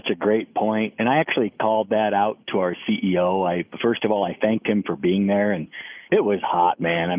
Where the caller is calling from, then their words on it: Cedar Rapids, Iowa, United States; Well, I live in Cedar Rapids, Iowa.